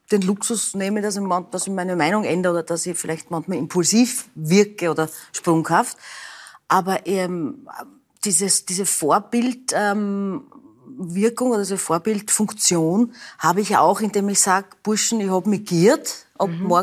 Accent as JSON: {"language": "German", "region": "Burgenland", "country": "Austria", "said": "Also seit meiner Geburt bin ich Burgenländerin und das bleibt so."}